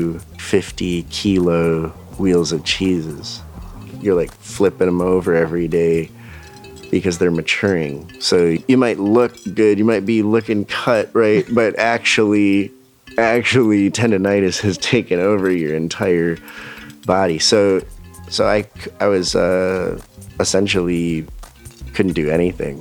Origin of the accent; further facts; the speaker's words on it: Ann Arbor, Michigan, United States; moved away as an adult; also born or lived in London; I moved back to Ann Arbor from London, you know, 4 years abroad.